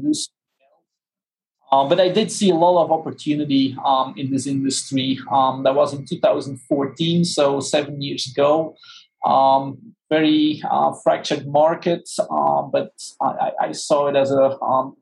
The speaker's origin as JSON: {"language": "English", "country": "Belgium", "moved": "as an adult", "lives_now": "Orlando, United States", "said": "I'm actually from Belgium. So I'm a far, long way from home"}